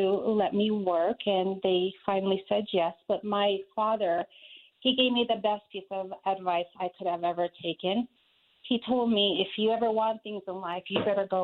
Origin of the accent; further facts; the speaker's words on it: Albuquerque, New Mexico, United States; now in Aurora, United States; I am originally from Albuquerque, New Mexico